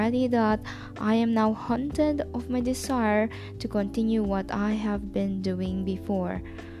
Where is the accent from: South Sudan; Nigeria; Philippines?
Philippines; moved away as an adult; also born or lived in Russia; I am a Filipino nanny in Russia before